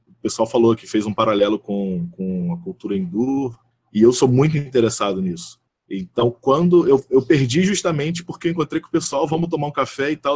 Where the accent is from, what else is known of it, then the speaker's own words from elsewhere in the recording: interior of Rio de Janeiro state, Brazil; eu sou do interior do Rio de Janeiro